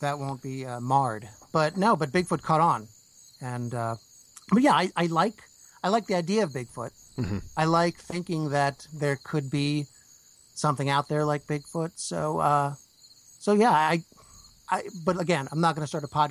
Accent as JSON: {"language": "English", "region": "New Jersey", "country": "United States", "tie": "born or raised there", "said": "I grew up in New Jersey"}